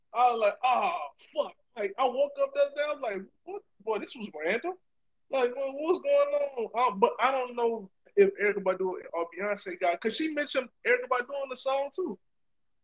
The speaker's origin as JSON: {"language": "English", "region": "Louisiana", "country": "United States", "tie": "born or raised there", "said": "a person born and raised in Louisiana"}